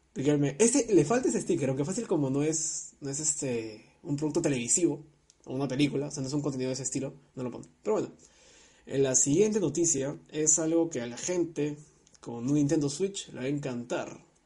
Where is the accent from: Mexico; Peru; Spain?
Peru; a mí como, como peruano